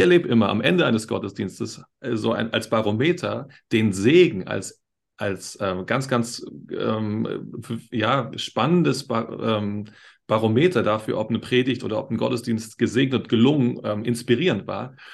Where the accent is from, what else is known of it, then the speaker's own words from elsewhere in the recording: Berlin, Germany; now in Upper Bavaria, Germany; Ich komme aus Berlin, wie, wie, du auch.